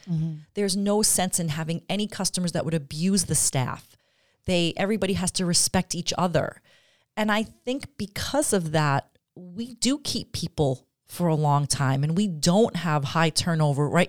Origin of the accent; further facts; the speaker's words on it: Long Island, New York, United States; moved away as an adult; now in Glens Falls, United States; I grew up on Long Island, but I have lived here longer now than I okay. ever did on Long Island